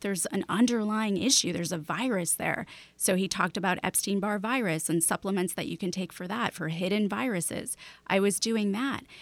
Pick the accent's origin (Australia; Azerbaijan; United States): United States; Chicago, Illinois; now in Seattle, United States; I grew up in Chicago, then moved to Seattle